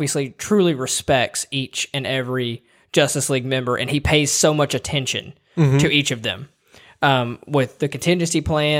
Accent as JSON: {"language": "English", "region": "Tennessee", "country": "United States", "said": "we're from Tennessee."}